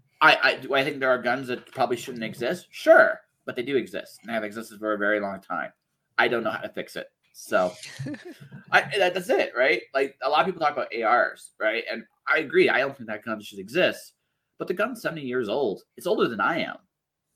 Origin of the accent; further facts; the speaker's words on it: Canada; I'm a Canadian